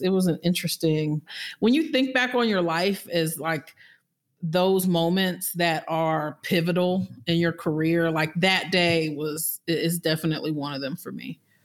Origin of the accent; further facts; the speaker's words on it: Florida, United States; moved away as an adult; also born or lived in Birmingham, Alabama; I'm from Florida